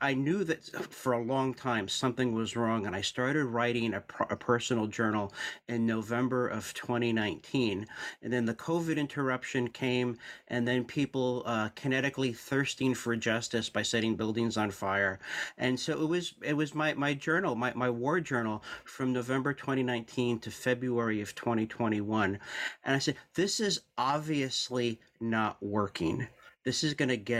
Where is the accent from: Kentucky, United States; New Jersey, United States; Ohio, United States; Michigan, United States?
New Jersey, United States; Newark; I'm a New Jersey native, born in Newark, New Jersey